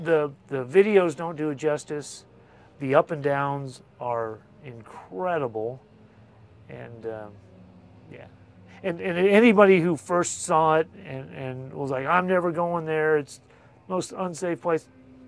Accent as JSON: {"language": "English", "town": "St. Louis", "region": "Missouri", "country": "United States", "said": "St. Louis."}